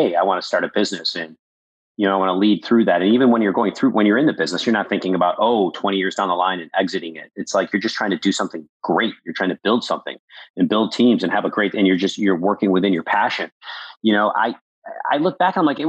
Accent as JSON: {"language": "English", "town": "Buffalo", "region": "New York", "country": "United States", "tie": "born or raised there", "also_born_or_lived": "Wisconsin", "said": "growing up in Buffalo, New York"}